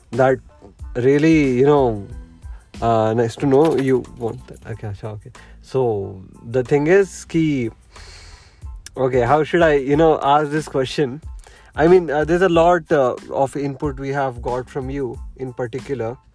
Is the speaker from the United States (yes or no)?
no; Saudi Arabia; I even I come from Saudi Arabia as well, uh, but. Uh, but but for me speaking arabic was a task you know i lived 15 years of my life in saudi arabia